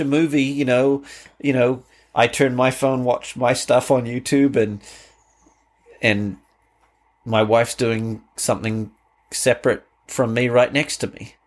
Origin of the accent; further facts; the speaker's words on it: Canterbury, New Zealand; moved away as an adult; now in United States; my life growing up in New Zealand